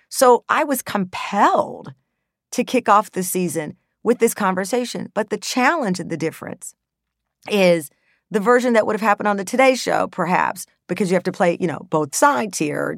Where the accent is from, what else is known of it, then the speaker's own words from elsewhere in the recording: Texas, United States; I grew up in Texas, and in the sixth grade, I learned about the Holocaust